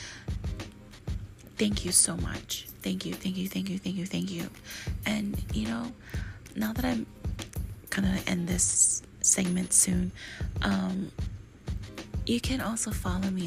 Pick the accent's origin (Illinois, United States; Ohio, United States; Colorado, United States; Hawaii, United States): Hawaii, United States; I'm from Hawaii and we like to talk story all the time to our friends and family